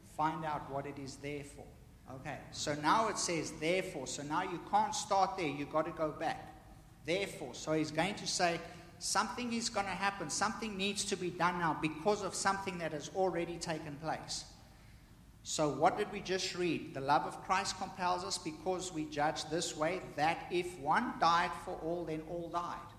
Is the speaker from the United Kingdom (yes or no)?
no; South Africa; me growing up in South Africa